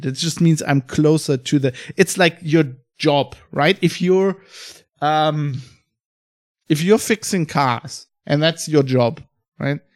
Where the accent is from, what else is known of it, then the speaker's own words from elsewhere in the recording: Germany; also born or lived in Australia / United Kingdom; I live in Germany. I'm fr-, I'm from Germany